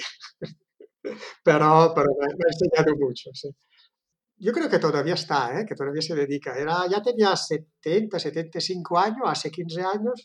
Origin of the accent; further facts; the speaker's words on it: Italy; Spanish is a second language; moved away as an adult; now in Girona, Spain; Yo soy italiano